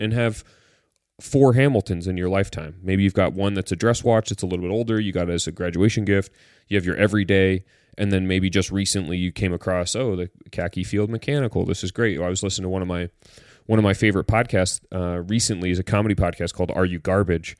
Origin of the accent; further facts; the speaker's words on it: Caledonia, Ontario, Canada; also born or lived in Vancouver; I grew up in a little town called Caledonia in Ontario